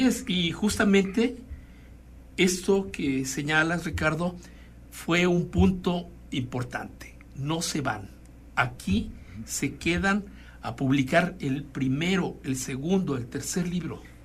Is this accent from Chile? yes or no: no; Puebla, Mexico; now in Guanajuato, Mexico; mi familia es oriunda de Chiapas, yo no, yo soy de Puebla